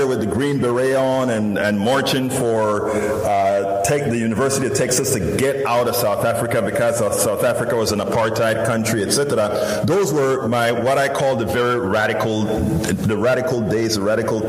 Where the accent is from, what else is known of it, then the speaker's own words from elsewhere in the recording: Panama; now in United States; I'm originally from Central America, Panama, you know, that little peninsula, all the way in Central America